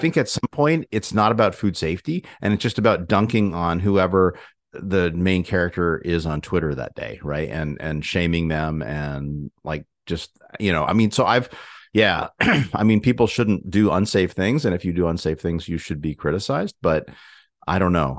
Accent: Ithaca, New York, United States; moved away; also born or lived in Glastonbury, Connecticut / Hartford, Connecticut; we visited, um, Ithaca, uh, New York, um, my hometown

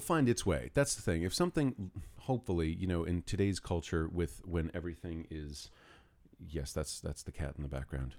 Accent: New York City, New York, United States; also born or lived in Greenwich, Connecticut; I was born in Greenwich, Connecticut, and then four days later, my parents brought me to New York City

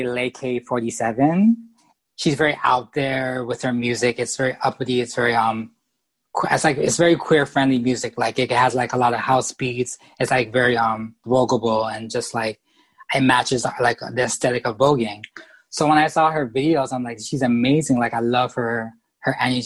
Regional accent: Canada; I'm from Canada

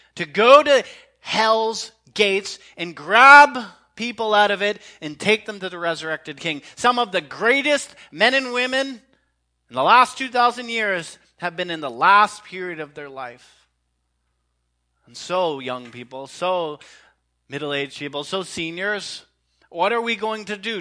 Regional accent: Canada; as a Canadian

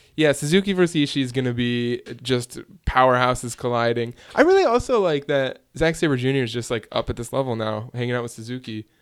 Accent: Hoffman Estates, Illinois, United States; My hometown, Hoffman Estates, Illinois, right down the street from Chicago, Illinois.

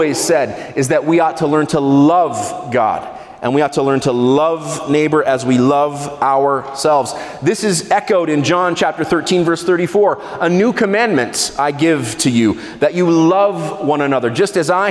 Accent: Israel; I grew up in Israel.

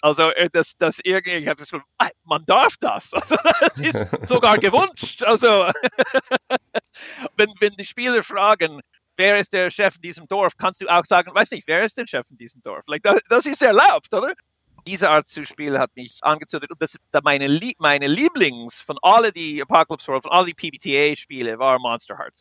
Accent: United States; German is a second language; now in Switzerland; Also wir als Amerikaner

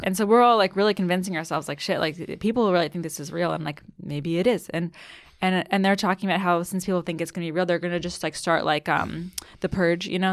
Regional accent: Annapolis, Maryland, United States; moved away as an adult; also born or lived in Colorado; now in New York, United States; I grew up in Maryland, um, went to college in Colorado

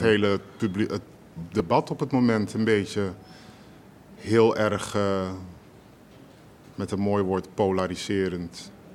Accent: Rotterdam, South Holland, Netherlands; Ik kom uit Rotterdam. Sterker nog, ik kom uit Rotterdam-West

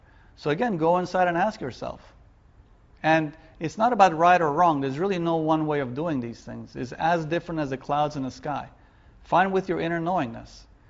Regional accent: Vietnam; now in United States; Because I was raised in Vietnam during the Vietnam War. I knew grenades and being shot at. That was home.

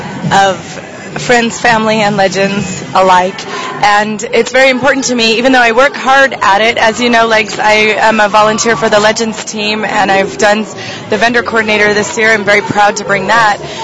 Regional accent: Seattle, Washington, United States; I'm from Seattle, Washington

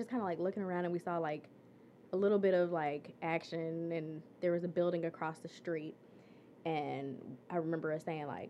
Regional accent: St. Louis, Missouri, United States; now in Detroit, United States; growing up in St. Louis, I'd come to Detroit as a kid

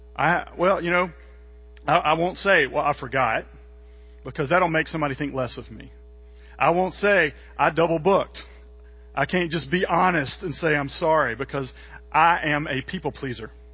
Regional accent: Mississippi, United States; I'm from Mississippi

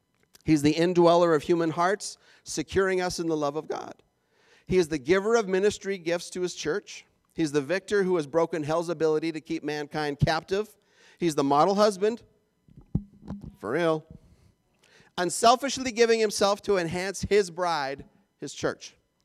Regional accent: Minnesota, United States; That sounded like I was from Fargo, North Dakota just then. I was from Minnesota.

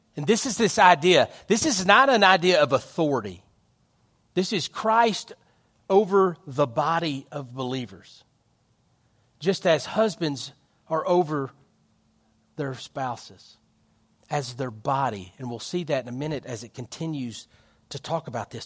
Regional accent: United States; our country

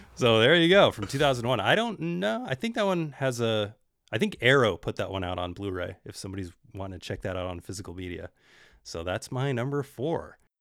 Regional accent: Bay Area, California, United States; I'm from the Bay Area

